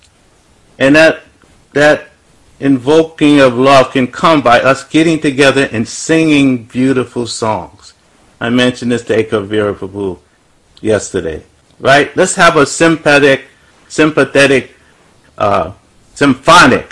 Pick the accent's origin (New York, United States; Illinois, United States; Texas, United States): New York, United States; New York City; when I was growing up in Brooklyn, New York, Bedford-Stuyvesant, what I would call the ghetto